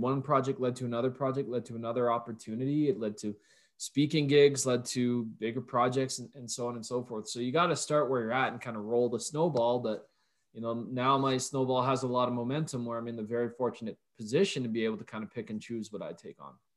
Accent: Canada; I'm Canadian

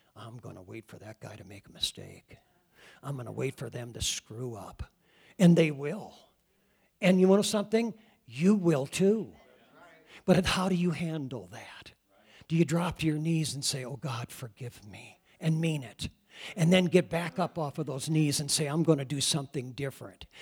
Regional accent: Iowa, United States; moved away; I come from Iowa

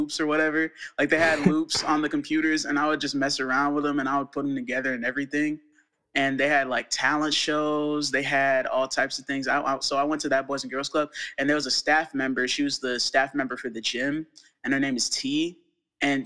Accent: Colorado, United States; born or raised there; also born or lived in Arlington, Texas

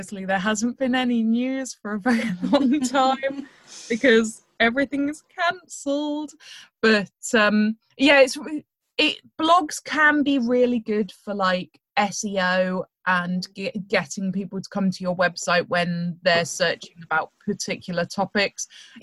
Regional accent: United Kingdom; being British

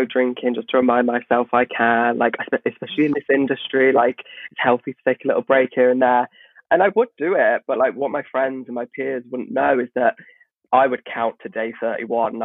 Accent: Nuneaton, West Midlands, United Kingdom; moved away as an adult; now in London, United Kingdom; I come from the Midlands, by the way, from a very, very regional village

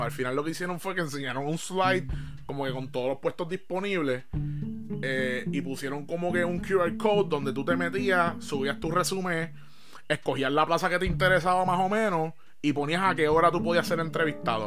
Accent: Bayamón, Puerto Rico; Yo soy de Bayamón

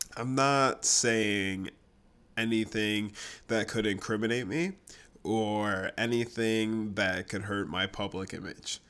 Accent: Grand Island, New York, United States; moved away; I'm from Grand Island, which is in between Niagara Falls, New York, and Buffalo.

